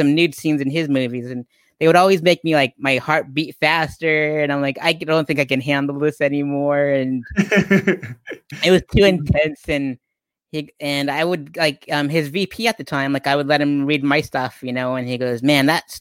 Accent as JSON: {"language": "English", "town": "Pueblo", "region": "Colorado", "country": "United States", "tie": "born or raised there", "said": "my hometown of Pueblo, Colorado"}